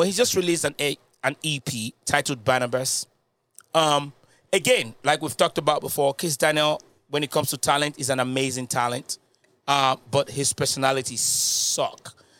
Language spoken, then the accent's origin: English; United Kingdom; Yeah, I'm both. I'm British.